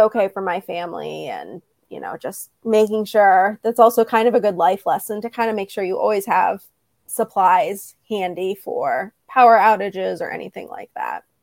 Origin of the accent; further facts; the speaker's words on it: Midwest, United States; moved away as an adult; also born or lived in Florida; I'm from the Midwest